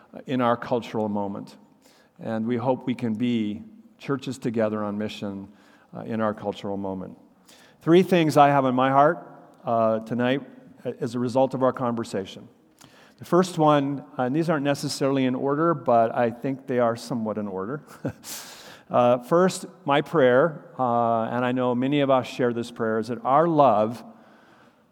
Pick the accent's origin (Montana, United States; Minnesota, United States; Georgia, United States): Minnesota, United States; moved away; we're both from Minnesota